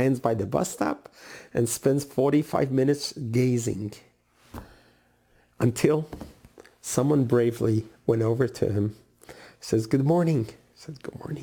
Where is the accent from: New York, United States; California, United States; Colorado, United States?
New York, United States; New York City; Where I grew up in Brooklyn, New York, there was a neighborhood called Borough Park